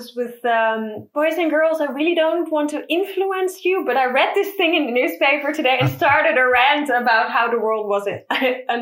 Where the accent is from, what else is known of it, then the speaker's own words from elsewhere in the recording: Middelburg, Zeeland, Netherlands; There were two schools in my hometown, Middelburg